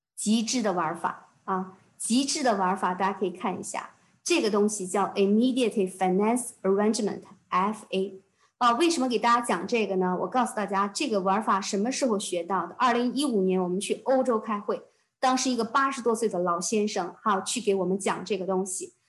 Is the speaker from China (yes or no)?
yes; China; moved away as an adult; now in Canada; 对于我们中国人来讲